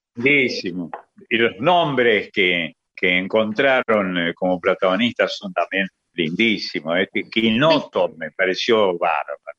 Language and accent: Spanish; Córdoba, Argentina; Mi infancia fue en Córdoba